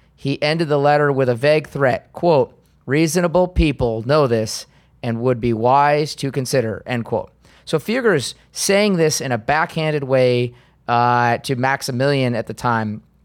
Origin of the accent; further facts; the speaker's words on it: United States; as an American